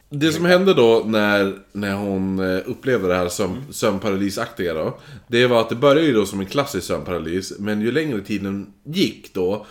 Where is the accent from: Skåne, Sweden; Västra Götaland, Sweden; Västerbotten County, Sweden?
Västerbotten County, Sweden; Holmsund; i Holmsund, eh, där jag växte upp då. I mina föräldrars hus.